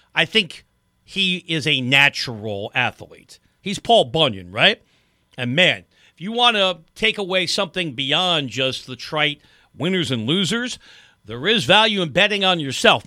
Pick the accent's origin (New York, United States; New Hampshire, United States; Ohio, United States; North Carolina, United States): New York, United States; just outside the Bronx; moved away; I grew up just outside the Bronx. I went to high school in the city